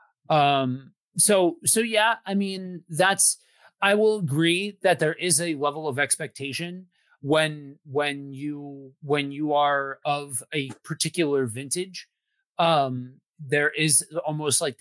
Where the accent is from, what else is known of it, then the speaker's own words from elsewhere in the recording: outside of Philly, Pennsylvania, United States; I grew up outside of Philly, and so boxing is like a religion out here